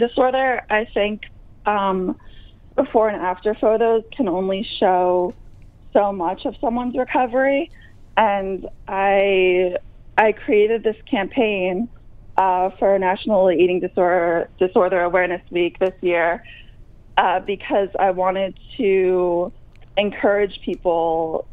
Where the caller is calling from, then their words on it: New Jersey, United States; I am calling from New Jersey